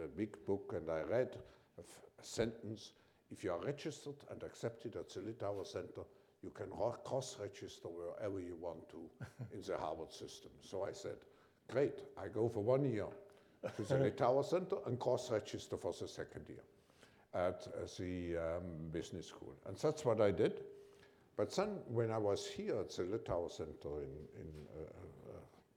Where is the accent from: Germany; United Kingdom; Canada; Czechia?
Germany; my parents originally came from Switzerland, but I grew up in Germany and I was born just before the war